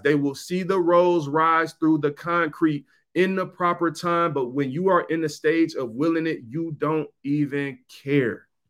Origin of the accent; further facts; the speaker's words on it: Detroit, Michigan, United States; I was from Seven Mile. I lived there. I lived in the hood.